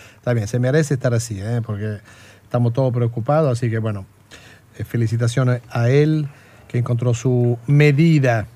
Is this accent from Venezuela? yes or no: no; Italy; now in Argentina; de donde yo vengo, de Italia